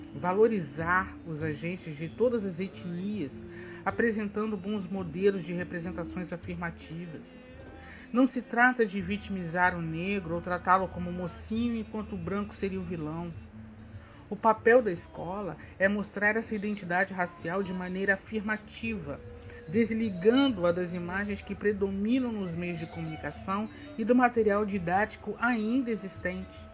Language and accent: Portuguese; Brazil; Nós somos brasileiros